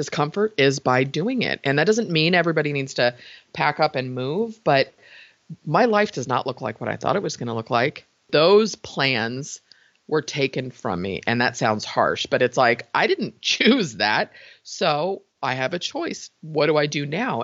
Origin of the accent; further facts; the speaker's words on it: San Francisco, California, United States; I was born in San Francisco, raised in the Bay Area